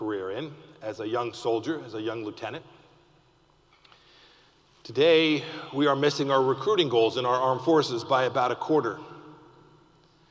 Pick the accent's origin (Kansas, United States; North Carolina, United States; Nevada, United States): Kansas, United States; I'm from Kansas